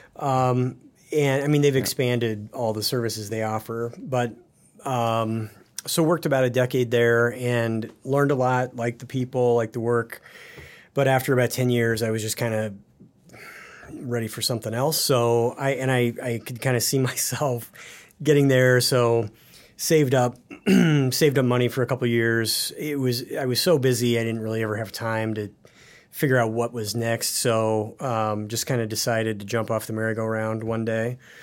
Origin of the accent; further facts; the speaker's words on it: Paxton, Nebraska, United States; now in Excelsior, Minnesota, United States; I grew up in the North Platte River Valley